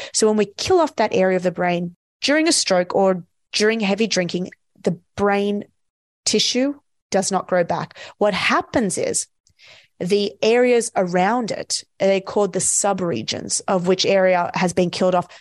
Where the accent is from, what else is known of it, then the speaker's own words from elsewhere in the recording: Australia; I'm from Australia